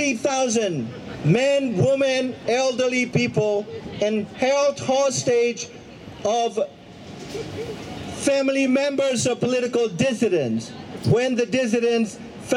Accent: Myanmar; now in United Kingdom; my own birth country of Burma or Myanmar. I am British here, but I came from Burma

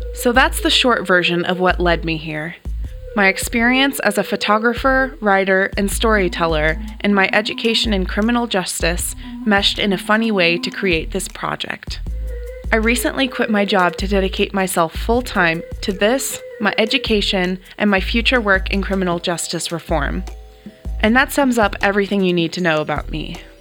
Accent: California, United States; born or raised there; also born or lived in Canada

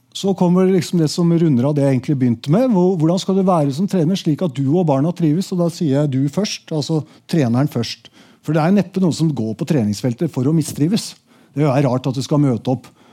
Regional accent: Asker, Akershus, Norway; i Asker, der jeg vokste opp

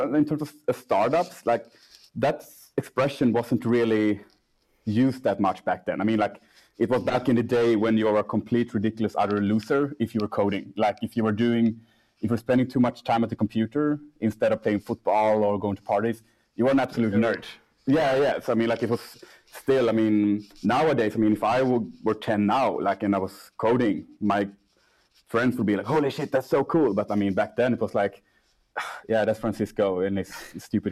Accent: Gothenburg, Västra Götaland, Sweden; moved away as an adult; also born or lived in Cartagena, Colombia; now in Stockholm, Sweden; I'm raised in Gothenburg

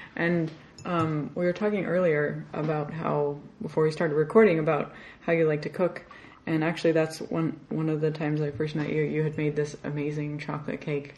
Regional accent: Arizona, United States; I grew up in Arizona.

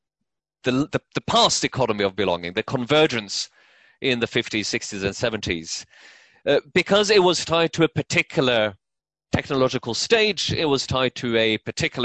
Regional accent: Norway; moved away as an adult; also born or lived in New York; so I grew up in Norway, I lived in New York around the turn of the century

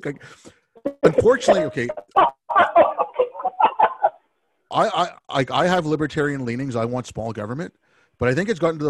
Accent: Canada; I'm Canadian

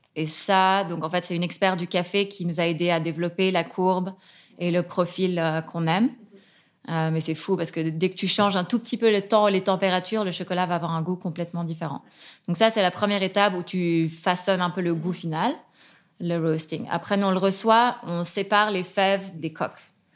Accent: Geneva, Switzerland; also born or lived in Nottingham, United Kingdom / Hong Kong; J'ai grandi ici à Genève

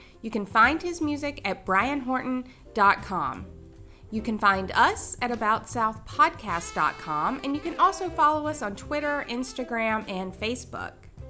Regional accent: the South, United States; accent: Southern; because I'm someone who grew up in the South, because people hear me talk, right? And I, depending upon who you ask, I sound like I'm from the South.

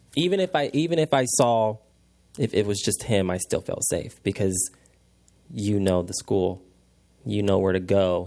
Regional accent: Indianapolis, Indiana, United States; I'm from Indianapolis, so I went to Ben Davis

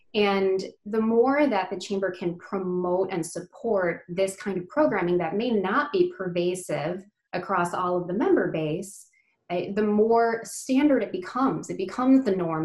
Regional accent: United States; I'm Indian uh, as far as my uh, my heritage and my culture, but I, I was born and raised in the US

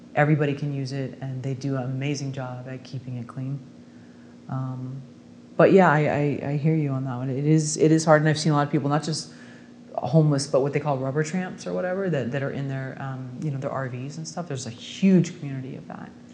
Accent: Bay Area, California, United States; now in Los Angeles, United States; I'm also from the Bay Area

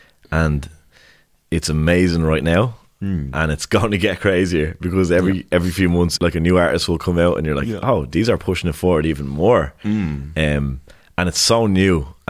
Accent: Dublin, County Dublin, Ireland; I grew up in Blanche in Clonsilla. Like, there's lads 2 doors down from me that talk like, oh boy, what's the story, do you know what I mean? But my accent was never really like

